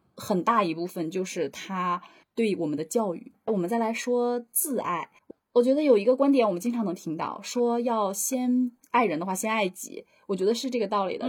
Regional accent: Northeast China, China; accent: Northeastern (Dongbei) dialect; 我要说东北话了

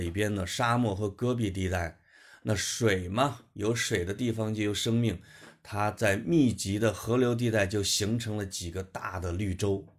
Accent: Henan, China; 因为我是一个河南人嘛，也可以叫中原人，就在讲以我是一个长得很像游牧民族的一个中原人这样的身份

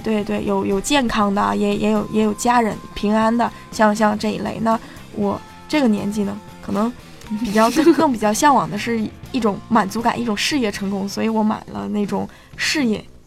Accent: China; 对于我们中国人来讲

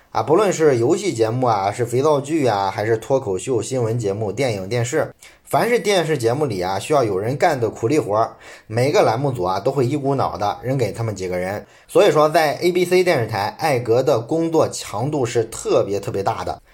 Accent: China; 我们中国人比较熟悉的上海迪士尼

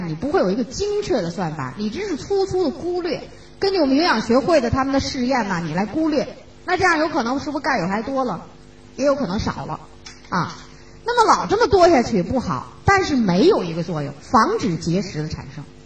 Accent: China; 我们中国人

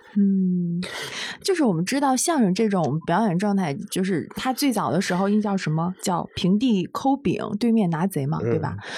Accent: Northeast China, China; 因为我是东北人

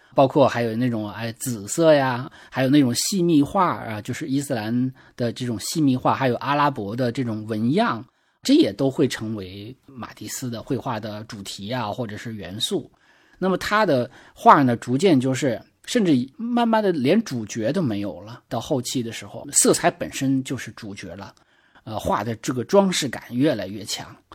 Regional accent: China; 我们中国人

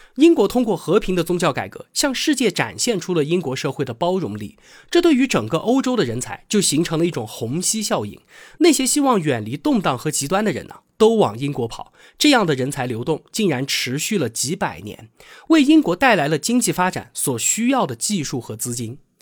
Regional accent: China; 我们中国人啊，可能不是很能理解宗教改革对于欧洲的重要意义

